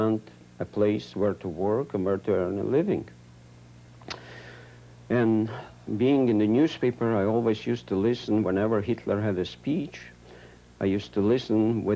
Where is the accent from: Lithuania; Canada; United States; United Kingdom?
Lithuania; Vilnius, Vilnius County; moved away as an adult; also born or lived in Ural Mountains, Russia; I was born in Vilnius, Vilno, Poland, in 1922